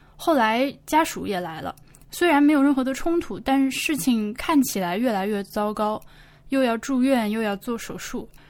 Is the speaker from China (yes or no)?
yes; China; 我自己也是一个在江边长大的孩子，我的家离汉江的码头走路小时候就只要两三分钟的距离